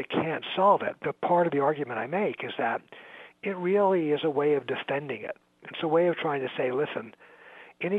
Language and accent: English; New York, United States; now in Chicago, United States; I'm from New York, and I sort of follow New York politics, even though I live in Chicago now